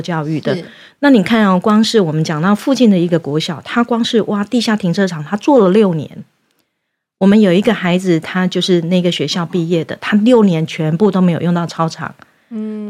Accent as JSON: {"language": "Chinese", "region": "Yunlin County", "country": "Taiwan", "tie": "born or raised there", "said": "我自己本身是云林农家子弟长大的"}